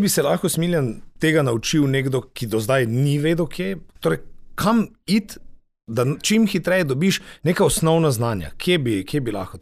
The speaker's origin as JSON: {"language": "Slovenian", "country": "Slovenia", "said": "smo Slovenci"}